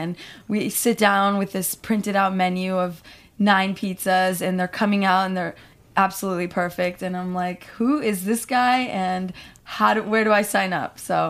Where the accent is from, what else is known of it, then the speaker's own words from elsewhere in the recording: Chicago, Illinois, United States; I was born and raised in Chicago